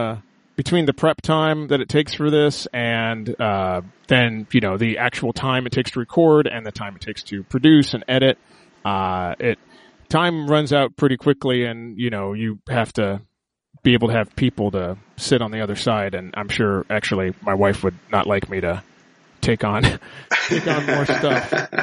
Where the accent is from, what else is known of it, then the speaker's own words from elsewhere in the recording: Los Angeles, California, United States; Yeah, and actually, yeah, I was born in L.A., but I grew up in the Valley, so it's taken me a long time to, like, you know, get rid of my accent